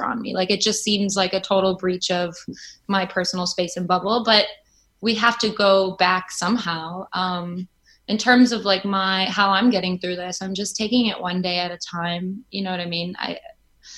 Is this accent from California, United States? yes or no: no; Chicago, Illinois, United States; now in New York, United States; And I'm from Chicago.